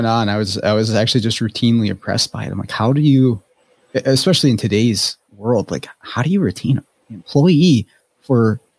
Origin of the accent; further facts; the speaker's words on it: Forest Lake, Minnesota, United States; where I grew up in Forest Lake